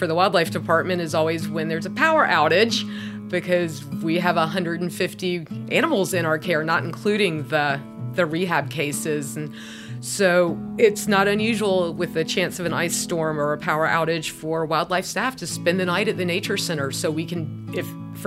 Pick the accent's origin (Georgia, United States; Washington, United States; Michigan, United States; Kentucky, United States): Georgia, United States; Atlanta area; born or raised there